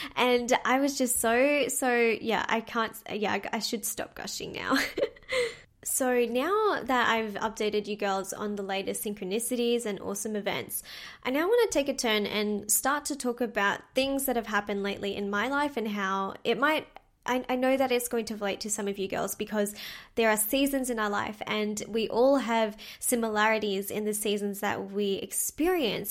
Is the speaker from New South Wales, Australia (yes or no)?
no; Melbourne, Victoria, Australia; my hometown in Melbourne